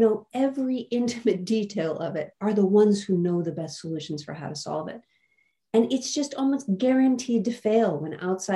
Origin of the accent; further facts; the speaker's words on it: United States; I was raised in the United States